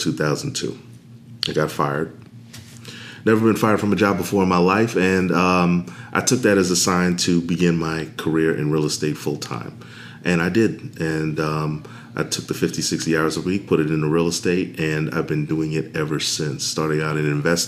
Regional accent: New York City, New York, United States; moved away as an adult; also born or lived in Washington, D.C.; I am originally from New York City

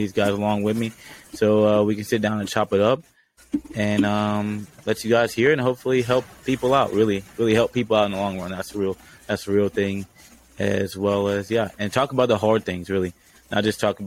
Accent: Georgia, United States; I grew up in Georgia

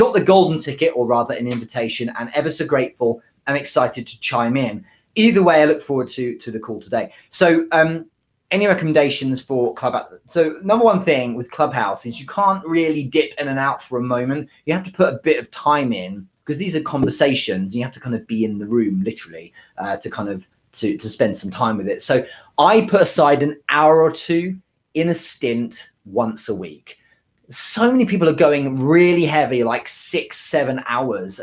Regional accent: United Kingdom; I'm British

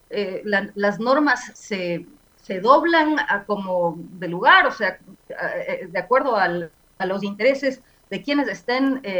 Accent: Ecuador; Yo creo que tenemos que, como ecuatorianos y ecuatorianas, plantearnos por qué los recursos del, eh, de del Consejo Nacional Electoral

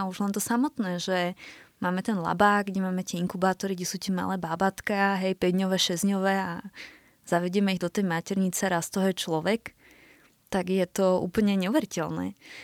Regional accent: Slovakia; moved away as an adult; also born or lived in Germany; now in Vienna, Austria; ešte niekedy kompletne vrátime na Slovensko

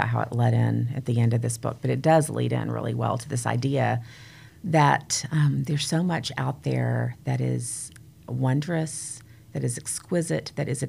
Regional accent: United States; I grew up near the Smoky Mountains

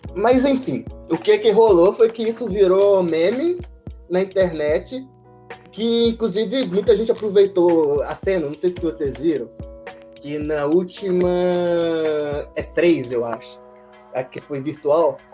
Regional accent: Minas Gerais, Brazil; a gente é de Minas, né? Então a gente é mineiro

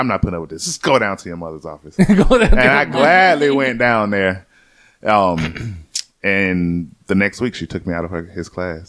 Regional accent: Atlanta, Georgia, United States; moved away as an adult; also born or lived in Tallahassee / Jacksonville; I love growing up in Atlanta, man.

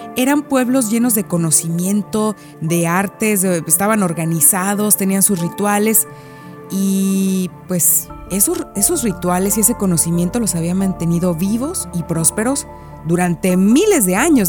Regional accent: Mexico; moved away as an adult; now in Quebec, Canada; yo soy mexicana

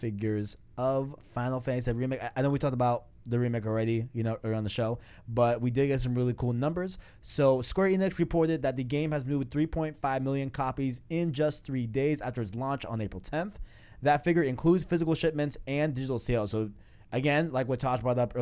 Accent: New York City, New York, United States; I'm from Queens. You know what I'm saying? So, like, seeing, like, those low, like, residential houses, like, is very nostalgic to me

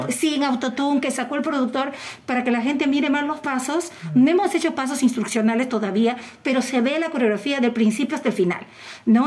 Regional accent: Peru; como buena peruana que soy

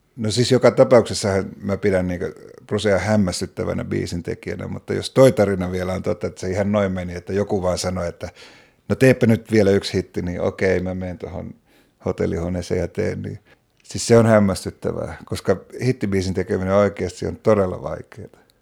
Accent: Oulu, North Ostrobothnia, Finland; mä oon Oulusta kotoisin, Oulussa asuin silloin

